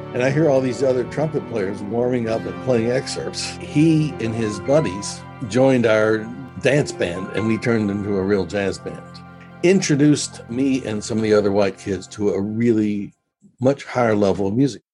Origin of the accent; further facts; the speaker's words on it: Memphis, Tennessee, United States; moved away as an adult; also born or lived in New Zealand / Israel; Memphis, Tennessee, which is my hometown